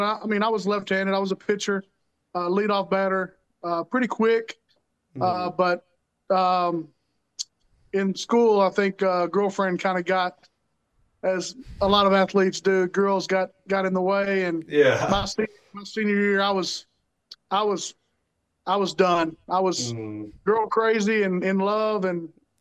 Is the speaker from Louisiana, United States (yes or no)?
no; Queen City, Texas, United States; Grew up in a small town in Northeast Texas called Queen City